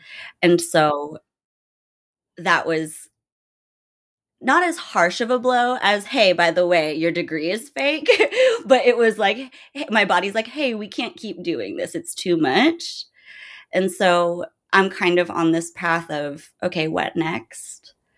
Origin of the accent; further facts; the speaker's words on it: Germany; also born or lived in Guam; I'm a military brat. I was born on Guam and my mom married a military guy. And we traveled a bunch. I grew up basically my whole life in Germany. It's the longest place we ever stayed.